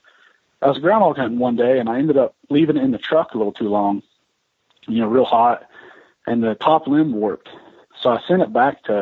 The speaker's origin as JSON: {"language": "English", "area": "Mason County", "region": "West Virginia", "country": "United States", "tie": "born or raised there", "also_born_or_lived": "south central Montana", "moved": "as an adult", "lives_now": "Montana, United States", "said": "I grew up in Mason County, West Virginia, and like I said, about 4 years ago, decided to move out here."}